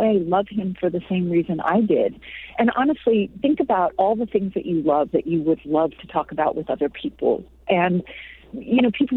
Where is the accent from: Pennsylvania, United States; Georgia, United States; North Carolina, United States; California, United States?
California, United States; moved away as an adult; also born or lived in New Mexico; I grew up in California